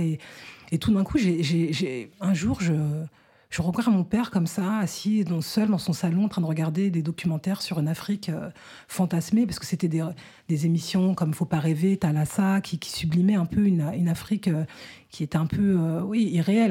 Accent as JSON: {"language": "French", "country": "France", "tie": "born or raised there", "said": "je suis née en France"}